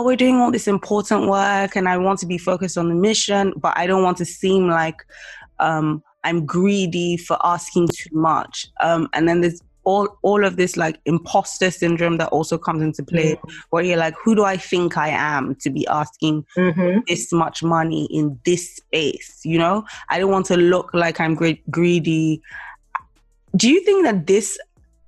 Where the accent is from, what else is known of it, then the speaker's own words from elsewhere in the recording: Nigeria; moved away; I came from Nigeria